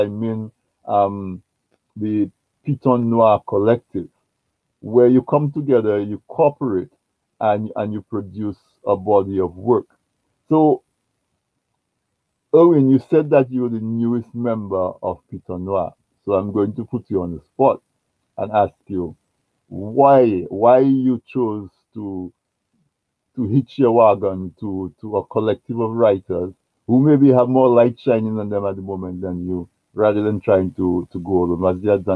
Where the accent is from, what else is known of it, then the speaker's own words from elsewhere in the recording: Castle Bruce, Saint David Parish, Dominica; I grew up in Castle Bruce, and when I was growing up in Castle Bruce, we did not have electric